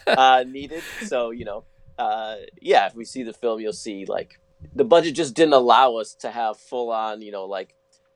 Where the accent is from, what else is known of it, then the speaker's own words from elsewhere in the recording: Chicago, Illinois, United States; growing up in Chicago